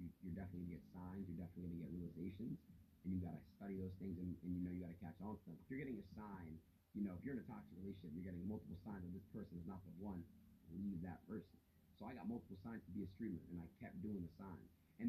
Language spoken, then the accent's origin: English; Three Rivers, United States; Growing up in Three Rivers, you know, it's like very, very small. Everyone knows each other.